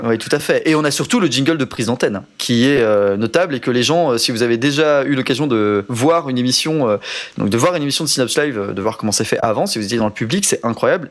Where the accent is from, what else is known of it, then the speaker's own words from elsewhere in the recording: Haute-Savoie, Auvergne-Rhône-Alpes, France; moi c'est Pays de Savoie parce que je viens de Haute-Savoie